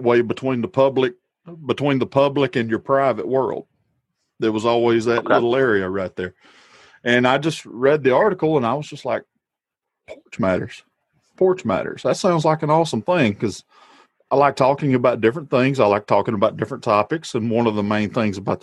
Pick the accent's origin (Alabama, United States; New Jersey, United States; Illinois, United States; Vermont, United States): Alabama, United States; Walker County; I'm from Walker County, actually. I live in a little community called Dilworth.